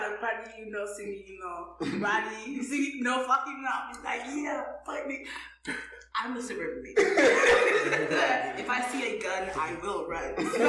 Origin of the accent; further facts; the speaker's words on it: Nigeria; also born or lived in Pennsylvania / New York; now in Arizona, United States; I'm Nigerian like them.